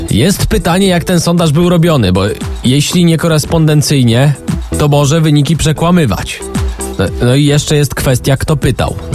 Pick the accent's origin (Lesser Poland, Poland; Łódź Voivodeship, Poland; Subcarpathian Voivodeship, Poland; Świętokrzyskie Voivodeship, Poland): Łódź Voivodeship, Poland; Tomaszów Mazowiecki; ja jestem z Tomaszowa mhm. Mazowieckiego